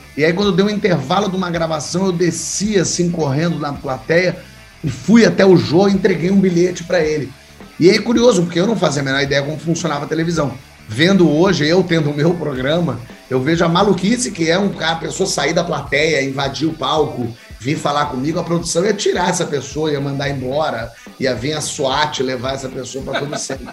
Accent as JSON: {"language": "Portuguese", "region": "São Paulo", "country": "Brazil", "tie": "born or raised there", "moved": "as an adult", "lives_now": "Rio de Janeiro, Brazil", "said": "Eu morei em São Paulo até os 19 anos, é, então esse ano eu completo meio a meio, porque agora eu tô com 38 e 19 morando no Rio."}